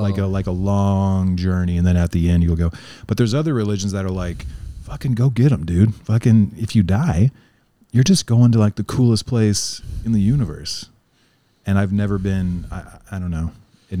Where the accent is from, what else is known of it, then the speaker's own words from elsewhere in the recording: Oklahoma, United States; I grew up in Oklahoma where the religion, it's like I forgot all my words. They called it a charismatic interpretation of the Bible.